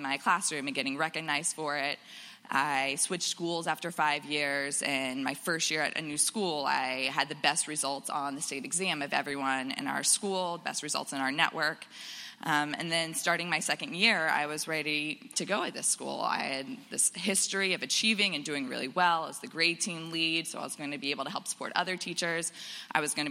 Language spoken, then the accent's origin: English; Florida, United States; moved away; I grew up in Florida